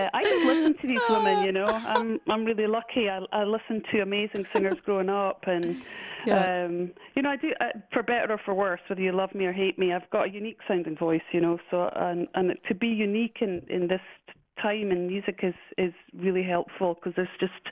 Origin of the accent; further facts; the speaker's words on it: Scotland, United Kingdom; I'm Scottish